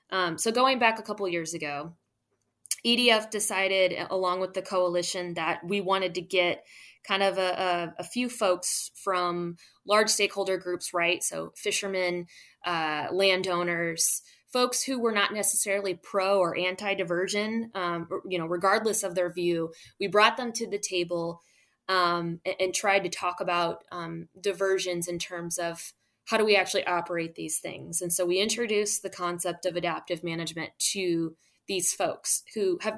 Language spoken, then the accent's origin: English; Midwest, United States; well, I'm from the Midwest. I know nothing about gumbo.